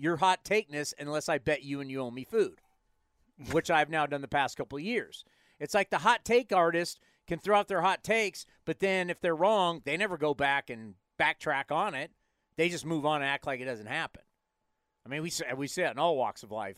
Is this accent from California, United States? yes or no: yes; San Diego, California, United States; we're growing up in San Diego. We had no frozen ponds